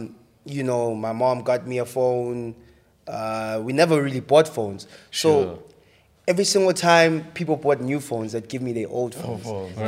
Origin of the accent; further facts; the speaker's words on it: Kempton Park, Gauteng, South Africa; also born or lived in Tembisa; I didn't necessarily grow up in Tembisa, right? So what happened was I was born there, spent the first few years of my life, the first, like, 5 years, right? And then I moved to Kempton Park, which was the flats